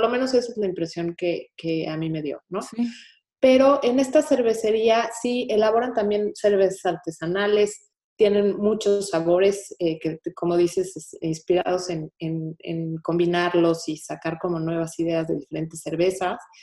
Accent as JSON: {"language": "Spanish", "region": "Mexico City", "country": "Mexico", "moved": "yes", "lives_now": "Houston, United States", "said": "Yo como buena chilanga"}